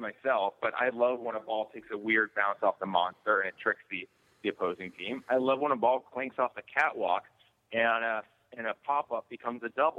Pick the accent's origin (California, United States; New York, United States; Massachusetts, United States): Massachusetts, United States; Boston; moved away; And I grew up in Boston.